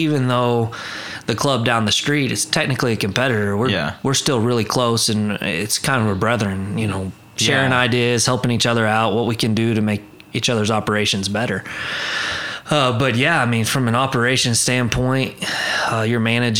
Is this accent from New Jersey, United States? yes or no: no; Enid, Oklahoma, United States; I'm born and raised just south of Enid, Oklahoma, so the northwest part of the state.